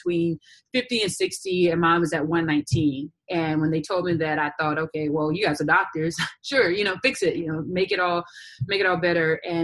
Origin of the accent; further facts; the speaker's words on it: McComb, Mississippi, United States; also born or lived in Jackson, Mississippi / South Carolina; now in Florida, United States; I'm originally from McLean, Mississippi, but I moved to Jackson, Mississippi when I was about 13 years of age.